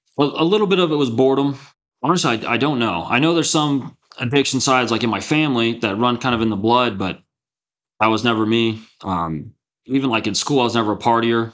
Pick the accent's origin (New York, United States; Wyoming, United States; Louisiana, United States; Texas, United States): Texas, United States; Texas Panhandle, United States; I grew up in the Texas Panhandle in a really small town, uh, two thousand people